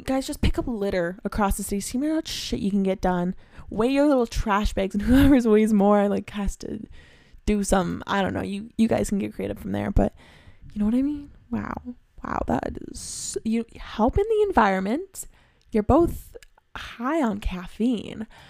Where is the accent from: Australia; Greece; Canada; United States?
Canada; I'm from Canada